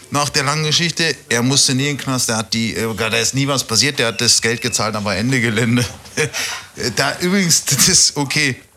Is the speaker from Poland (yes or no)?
no; Austria; In Österreich sagen wir auch Vogelsalat, glaube ich.